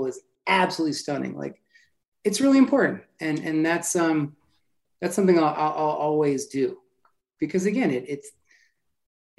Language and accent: English; New Jersey, United States; I grew up in New Jersey